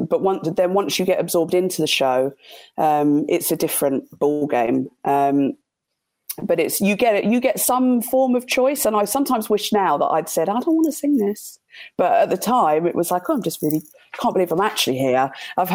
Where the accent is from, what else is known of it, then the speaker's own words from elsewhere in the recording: Guildford, South East England, United Kingdom; from Guildford.